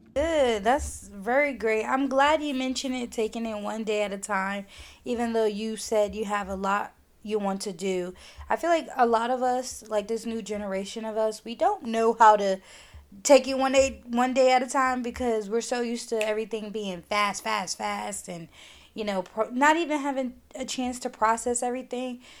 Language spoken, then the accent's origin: English; New York City, New York, United States; moved away as an adult; move away from my hometown, which is New York